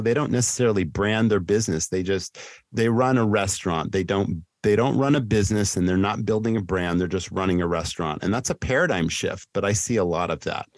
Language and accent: English; Massachusetts, United States; my hometown in Massachusetts where I grew up